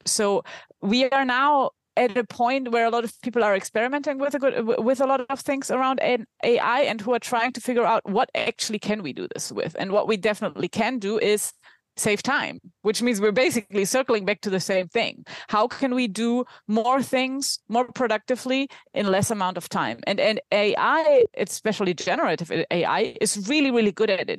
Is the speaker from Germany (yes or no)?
yes; Germany; accent: German; English is a second language; now in Spain; based in Spain, though from my accent, you can tell that I'm German